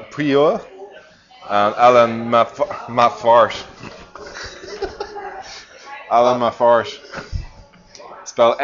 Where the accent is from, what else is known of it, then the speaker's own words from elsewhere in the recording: near Drogheda, Leinster, Ireland; now in Christchurch, New Zealand; Drogheda, which is where I'm from in Ireland. Well, not too far from where I'm from